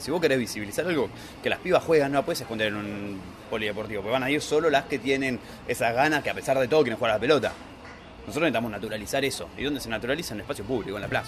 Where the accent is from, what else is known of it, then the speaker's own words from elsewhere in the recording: Buenos Aires, Argentina; vecino de San Cristóbal